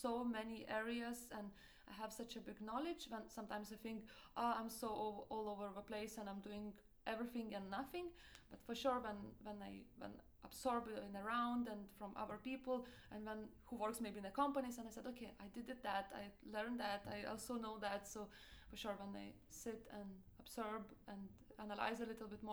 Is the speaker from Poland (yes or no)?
no; Lithuania; English is a second language; moved away as an adult; also born or lived in Italy; now in Denmark; I'm originally from Lithuania